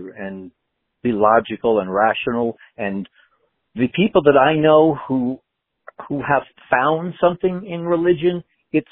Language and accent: English; New York, United States; moved away; also born or lived in Los Angeles; I grew up in New York